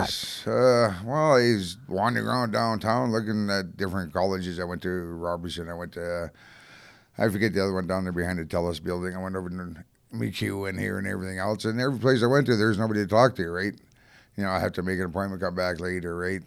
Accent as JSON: {"language": "English", "town": "Calgary", "region": "Alberta", "country": "Canada", "tie": "born or raised there", "also_born_or_lived": "Winnipeg / Strathmore / Hanna / Invermere, British Columbia", "lives_now": "Edmonton, Canada", "said": "I grew up in Calgary"}